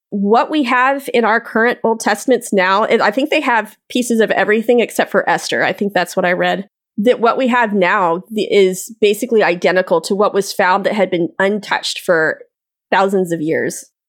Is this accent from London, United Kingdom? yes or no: no; Scotland, United Kingdom; And as a Scottish person, I'm offended.